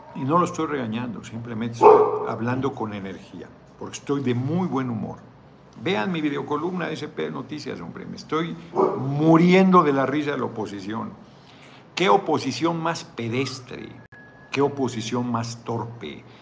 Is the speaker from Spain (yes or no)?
no; Mexico; como mexicano